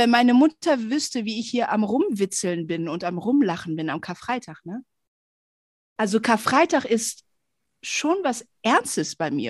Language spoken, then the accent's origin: German; Indonesia; Hör mal, bei uns in Indonesien, da trägt man schwarz und also so richtig wie so eine Trauergemeinde.